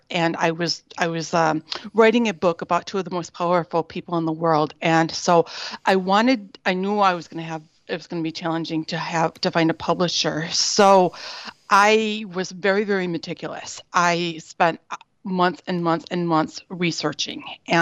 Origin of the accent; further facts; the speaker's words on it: United States; moved away as an adult; now in Berlin, Germany; I am an American activist, social justice activist, and author currently living in Berlin